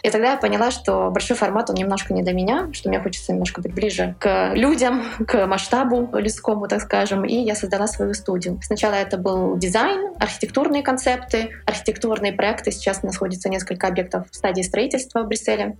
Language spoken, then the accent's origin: Russian; Kharkiv, Kharkiv Oblast, Ukraine; moved away as an adult; also born or lived in Volgograd, Russia / London, United Kingdom; now in Brussels, Belgium; Я родилась в Волгограде, прожила до 18 лет в Харькове, в Украине